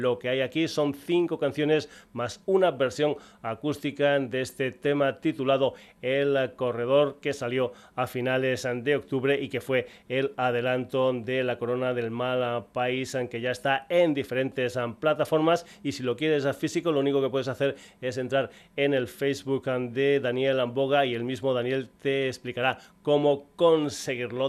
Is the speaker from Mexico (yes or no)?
no; Extremadura, Spain; gente de mi tierra, de Extremadura